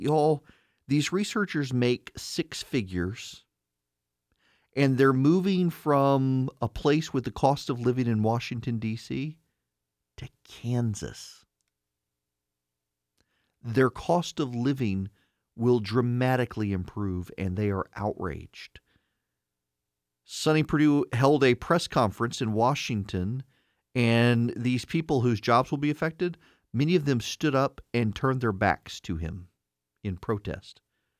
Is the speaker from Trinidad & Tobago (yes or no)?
no; Dubai, United Arab Emirates; I grew up in Dubai. From 80 to 90, lived in Dubai. My school was three stories high, a few blocks from the beach.